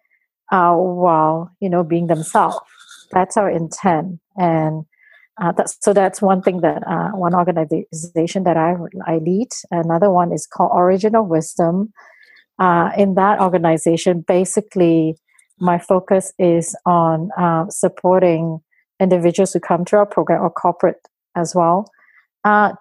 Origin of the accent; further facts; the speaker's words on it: Malaysia; now in Toronto, Canada; Right now, I live in Toronto. I grew up in Malaysia as a kid. I've been in Toronto for 10 years now.